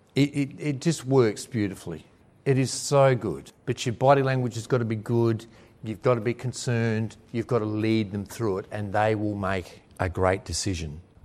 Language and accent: English; Williamstown, Australia; in my hometown of Williamstown